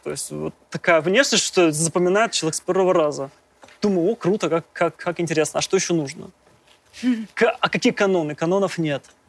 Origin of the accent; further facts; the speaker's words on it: Kirov, Kirov Oblast, Russia; moved away; когда ты родился, допустим, в, в глубокой провинции, я, я из города Кирова, то есть просто я не, не, не москвич